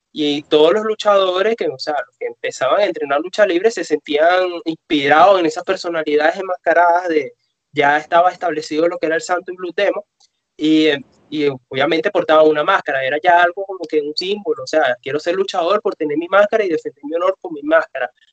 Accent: Venezuela; vivimos en un país donde la lucha libre tiene aproximadamente 15 años desaparecida

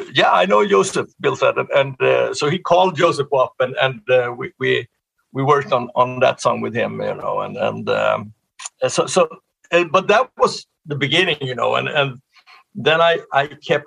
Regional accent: Sweden; English is a second language; Well, I was studying music in both in gymnasium and high school. We call it gymnasium. And then pre-college and everything. I did 4 years in Sweden of that.

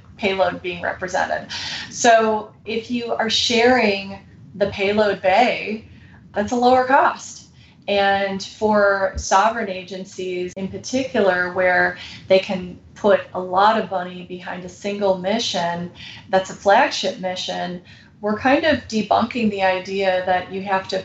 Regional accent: United States; we're American

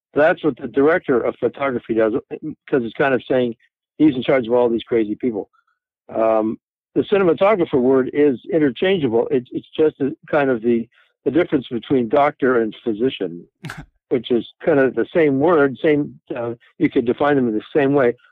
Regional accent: Toronto, Ontario, Canada; moved away as an adult; now in Los Angeles, United States; I'm from Toronto. I'm from Canada

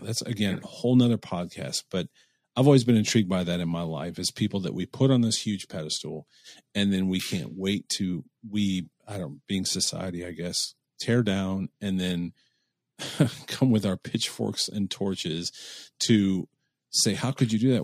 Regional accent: Cleveland, Ohio, United States; I'm from Cleveland

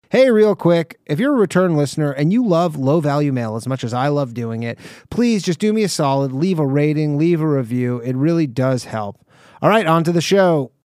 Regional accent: Canada; moved away; I'm Canadian

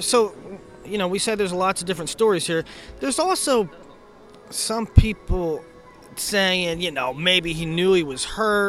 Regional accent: Pennsylvania, United States; now in Texas, United States; we're all from the Northeast, you know? Christian's from Virginia, Bradkey, West Virginia, me and Holmes from PA

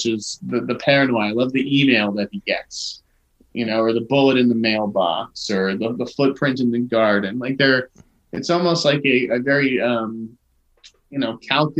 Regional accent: Boston, Massachusetts, United States; I'm from Boston, after all.

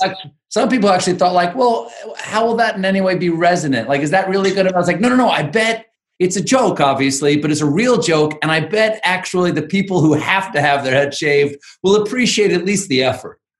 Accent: South Carolina, United States; moved away as an adult; I did the first five months of COVID in South Carolina, which is um, where I grew up

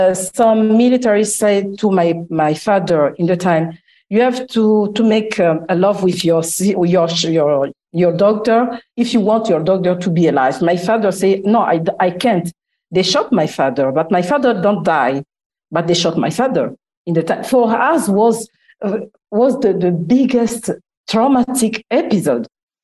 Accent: Italy; 17. And 2 years after, I come from Italy, just after the war.

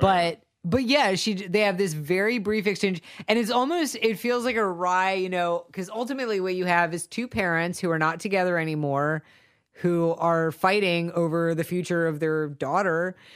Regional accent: Savannah, Georgia, United States; I'm from Savannah

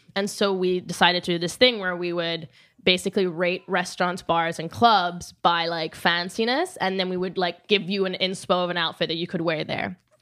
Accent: Rome, Lazio, Italy; moved away; also born or lived in New York; I'm from Rome 'cause that's where I grew up

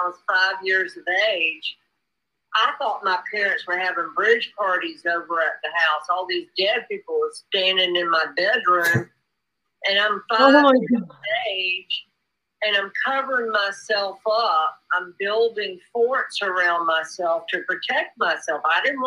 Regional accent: the South, United States; I grew up, I'm from the South

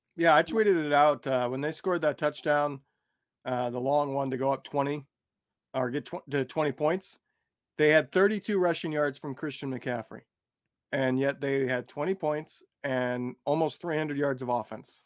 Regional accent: an hour and a half south of Chicago, Illinois, United States; moved away; I grew up an hour and a half south of Chicago

